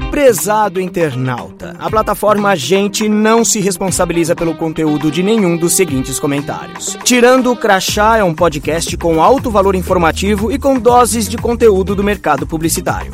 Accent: Brazil; como brasileiro

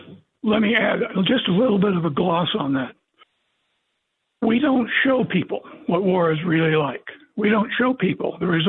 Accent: Springfield, Missouri, United States; I'm from Springfield, Missouri, and so what you're talking about is sort of local affairs. I guess I'm a hillbilly.

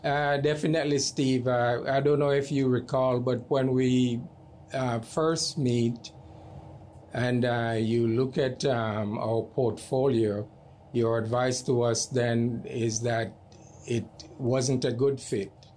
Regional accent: Jamaica; moved away; I am from Jamaica

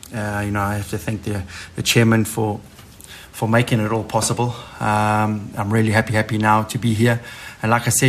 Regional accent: Durban, KwaZulu-Natal, South Africa; we're all from Durban

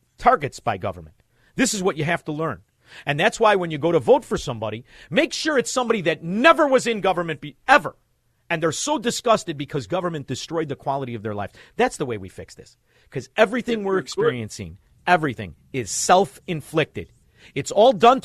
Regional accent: Melrose Park, Illinois, United States; we're from Melrose Park

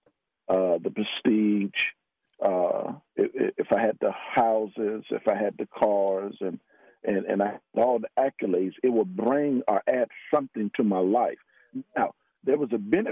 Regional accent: Miami, Florida, United States; moved away as an adult; also born or lived in West Virginia; now in Texas, United States; I'm a Floridian. I grew up in Miami, Florida

